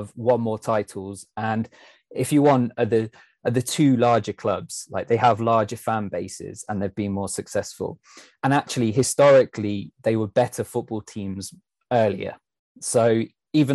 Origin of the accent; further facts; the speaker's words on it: Leicester, East Midlands, United Kingdom; I'm actually from Leicester.